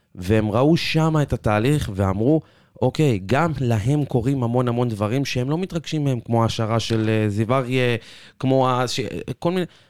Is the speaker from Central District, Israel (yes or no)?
yes; Petah Tikva, Central District, Israel; אני מפתח תקווה